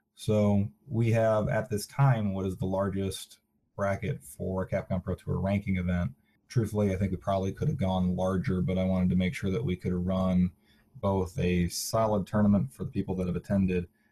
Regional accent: Minnesota, United States; I'm from Minnesota

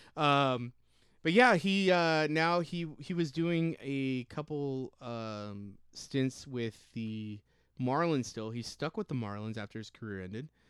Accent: Rialto, California, United States; we are from SoCal. And we, me and Bosky went to Eisenhower High School

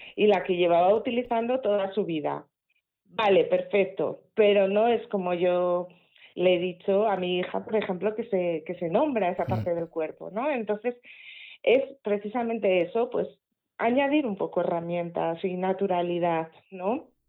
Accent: Asturias, Spain; accent: Asturian; se me va el acento asturiano

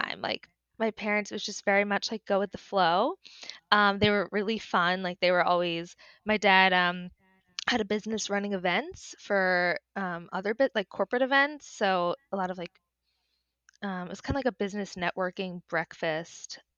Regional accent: Westchester, New York, United States; now in New York City, United States; I grew up in Westchester

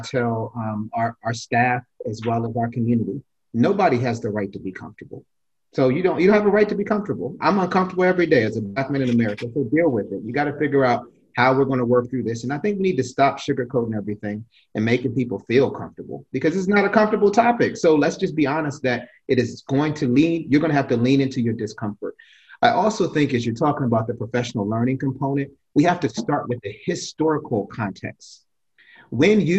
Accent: Alexandria, Virginia, United States; I'm from here. This right. is my hometown.

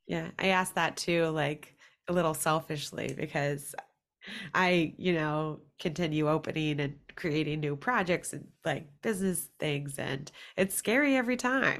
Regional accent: Virginia, United States; I am from Virginia

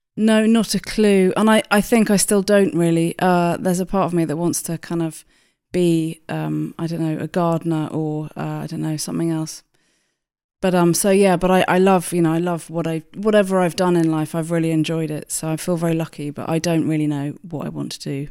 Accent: Hampshire, South East England, United Kingdom; moved away as an adult; also born or lived in London; I grew up in Hampshire, and then I li-, lived in London for about twenty years, and then I moved back out to Hampshire again

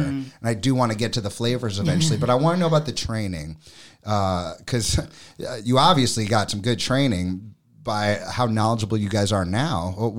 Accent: New York City, New York, United States; moved away; I'm from New York City.

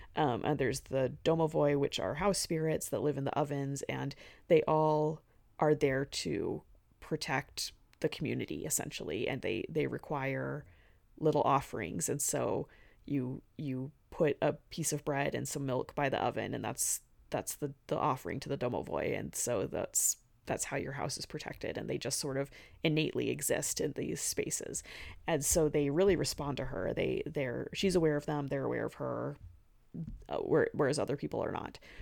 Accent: the American West, United States; I'm from the West

